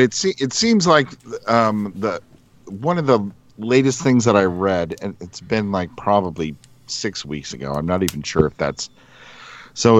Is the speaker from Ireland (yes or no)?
yes; Ireland; I'm Irish.